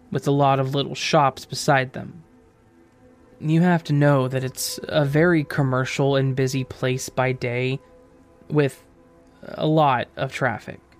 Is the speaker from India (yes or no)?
no; France; English is a second language; I'm from France, so driving below 18 years old, which is the majority there, is pretty much illegal.